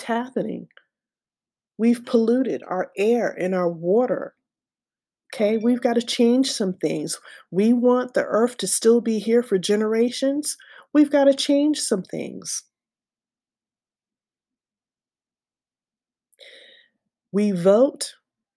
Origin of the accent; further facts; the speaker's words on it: United States; as an American citizen